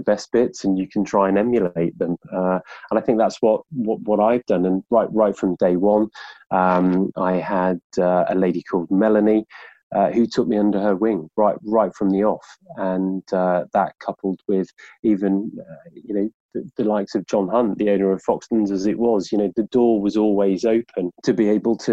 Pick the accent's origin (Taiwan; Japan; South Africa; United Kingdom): United Kingdom; Birmingham, West Midlands; now in London, United Kingdom; I'm from Birmingham